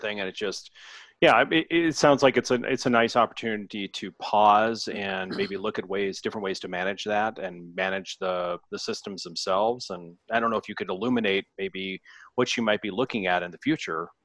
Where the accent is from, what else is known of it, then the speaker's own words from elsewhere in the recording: Longmont, Colorado, United States; I went to Longmont High